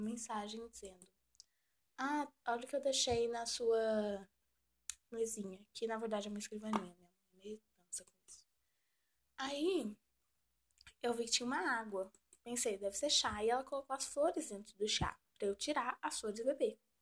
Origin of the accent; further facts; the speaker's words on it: Goiás, Brazil; Sou do Brasil, Goi Goiás